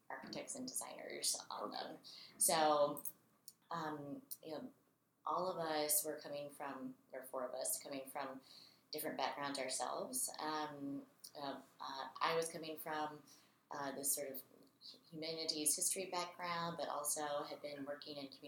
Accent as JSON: {"language": "English", "town": "Raleigh", "region": "North Carolina", "country": "United States", "said": "I'm from Raleigh, North Carolina"}